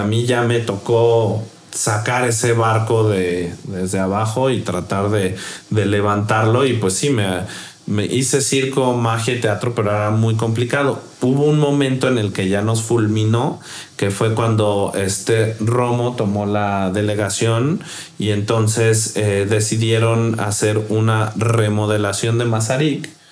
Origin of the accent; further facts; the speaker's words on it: Mexico; soy mexicano